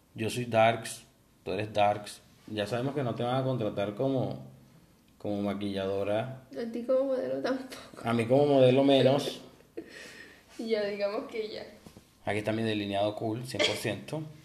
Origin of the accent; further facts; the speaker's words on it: Venezuela; moved away; nosotros venimos de Venezuela